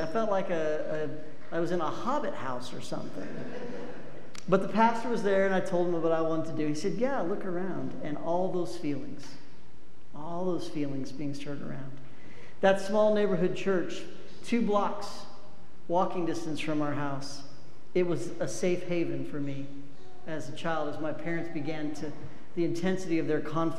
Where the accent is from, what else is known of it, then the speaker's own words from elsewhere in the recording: Cheyenne, Wyoming, United States; moved away; also born or lived in Laramie, Wyoming; I was raised in Laramie and Cheyenne, Wyoming.